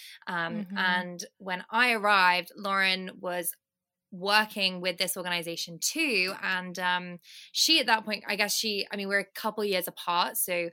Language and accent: English; United Kingdom; now in London, United Kingdom; And right now I'm in London, I'm British.